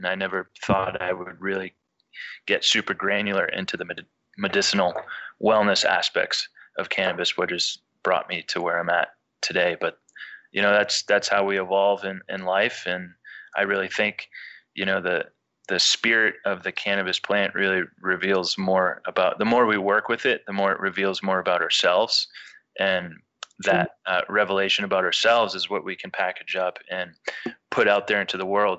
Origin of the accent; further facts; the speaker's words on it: New Hampshire, United States; moved away as an adult; also born or lived in Vermont / Lake Tahoe / San Francisco Bay Area; now in California, United States; I grew up in New Hampshire in the 80s and 90s, and went to University of Vermont